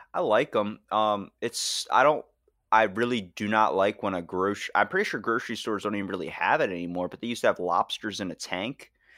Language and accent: English; Maryland, United States; I'm from Maryland